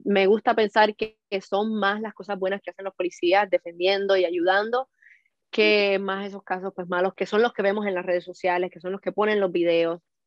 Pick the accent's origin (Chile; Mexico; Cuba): Cuba; now in Miami, United States